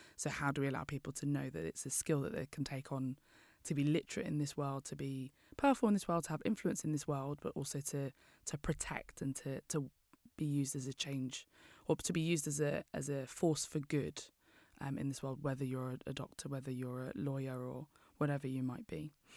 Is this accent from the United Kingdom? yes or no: yes; London, United Kingdom; I'm from East London